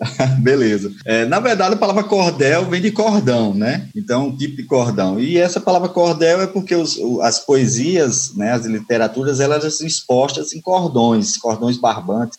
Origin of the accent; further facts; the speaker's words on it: Patos, Paraíba, Brazil; moved away; eu sou de, de Patos, na Paraíba, como eu disse, já moro há um tempo aqui